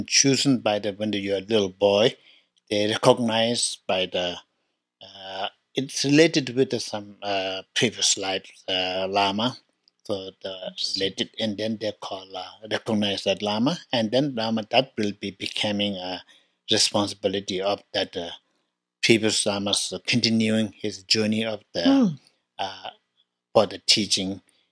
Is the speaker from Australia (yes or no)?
no; Tibet, China; moved away; I was born in Tibet, 1954